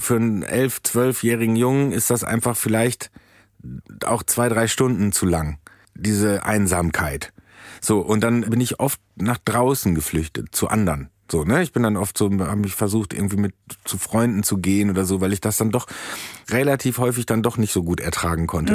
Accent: Soest, North Rhine-Westphalia, Germany; moved away; der kleine Dödel aus Soest

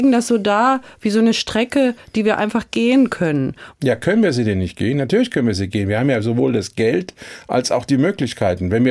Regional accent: Ludwigshafen, Rhineland-Palatinate, Germany; Ich hätte ja genauso gut in China, in Südafrika oder in Peru geboren sein können. Aber nein, ich komme nun mal aus Ludwigshafen.

